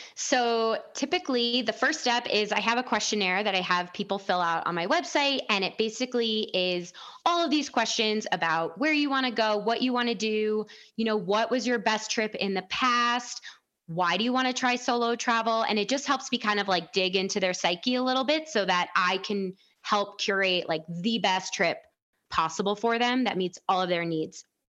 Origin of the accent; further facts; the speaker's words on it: outside Chicago, Illinois, United States; moved away; I grew up outside Chicago